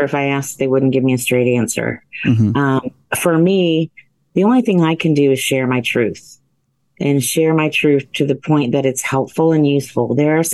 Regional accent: central Ohio, United States; I grew up in the Midwest, central Ohio. We had a family farm

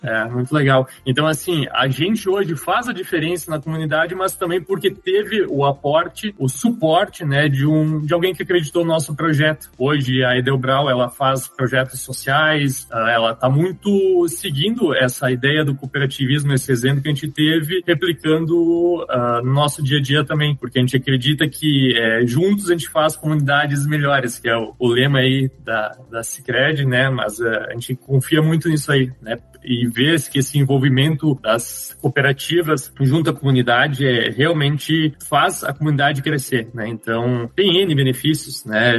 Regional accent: Nova Petrópolis, Rio Grande do Sul, Brazil; Nós somos daqui de Nova Petrópolis

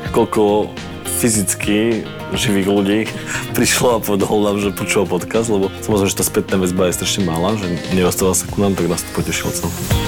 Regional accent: Slovakia; my zo Slovenska

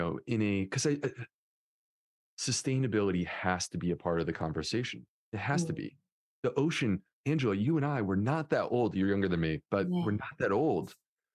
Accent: Northeast, United States; now in Charleston, United States; I grew up in the Northeast, like close to New York City.

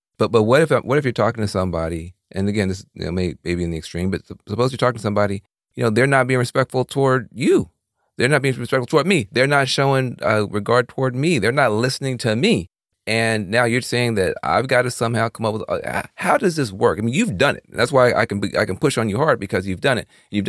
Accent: the South, United States; I grew up in the South

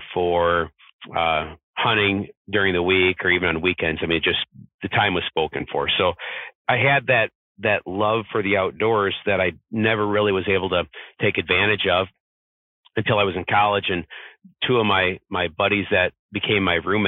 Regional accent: Southwest Michigan, United States; I'm from Southwest Michigan.

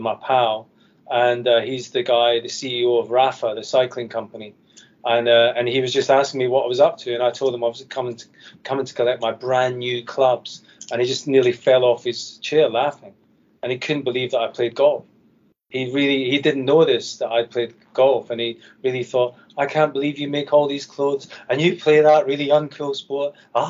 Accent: Scotland, United Kingdom; Scottish man who loves golf.

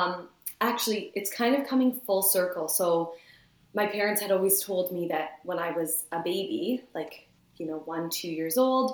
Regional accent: London, Ontario, Canada; now in St. Thomas, Canada; I was born and raised in London, Ontario. I now live just outside of St. Thomas, Ontario.

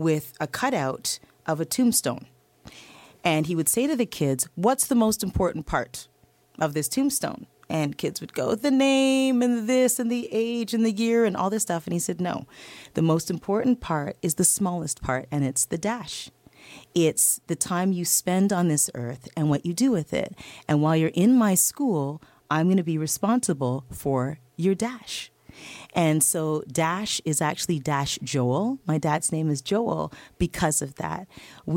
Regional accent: Toronto, Ontario, Canada; I was a kid from Scarborough, Ontario.

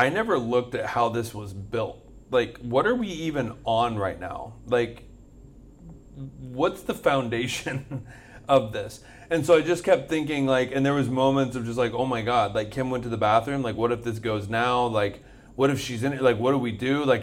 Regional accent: Florida, United States; a big deal. We're from Florida.

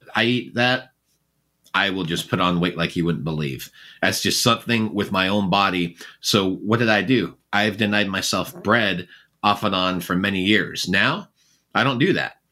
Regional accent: England, United Kingdom; moved away; I was born in England

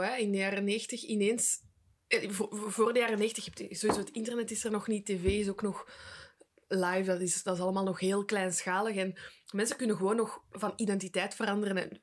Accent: Belgium

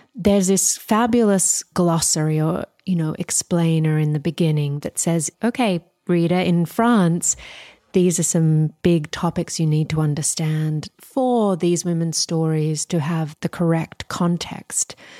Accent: Australia; moved away; as an Australian

